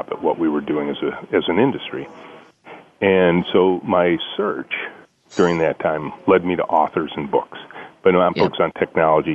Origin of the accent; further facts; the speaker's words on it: Southeast Michigan, United States; I grew up in Southeast Michigan. Yes. That's where our company is located